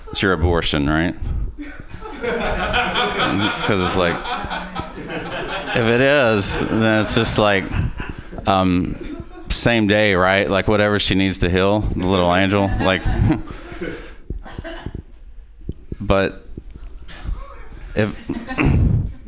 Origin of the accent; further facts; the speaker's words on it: Possum Trot, Kentucky, United States; we're from Possum Trot, Kentucky